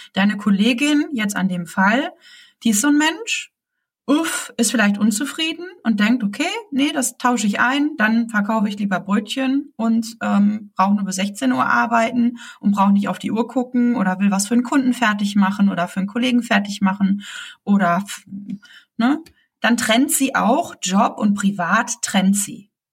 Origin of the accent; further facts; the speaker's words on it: Germany; bei uns in Deutschland